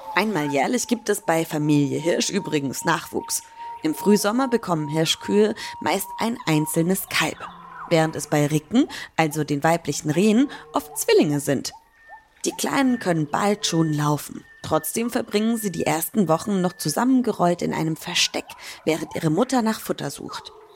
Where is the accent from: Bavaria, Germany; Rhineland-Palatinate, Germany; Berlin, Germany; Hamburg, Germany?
Bavaria, Germany; Franconia; moved away; Ich komme ja ursprünglich aus Bayern. Und da in Franken, wo ich herkomme, der Region